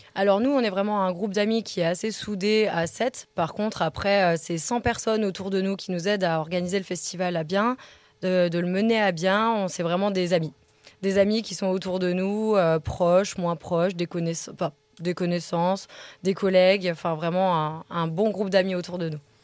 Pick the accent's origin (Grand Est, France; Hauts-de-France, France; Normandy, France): Grand Est, France; Alsace; now in Savoie, France; je suis alsacienne